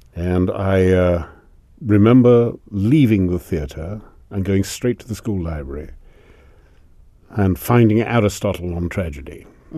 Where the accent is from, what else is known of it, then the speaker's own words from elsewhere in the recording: Salisbury, South East England, United Kingdom; born there; also born or lived in Africa; I was born in Salisbury during an air raid. Both my parents were Welsh, and I have it on good authority I was actually conceived in Wales.